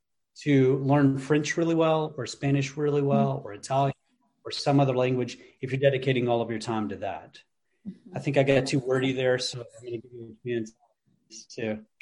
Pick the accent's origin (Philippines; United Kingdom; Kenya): United Kingdom; England; born there; also born or lived in Netherlands; I grew up in Europe. I was born in England, and my parents were either in the military or missionaries to the military for 2 decades.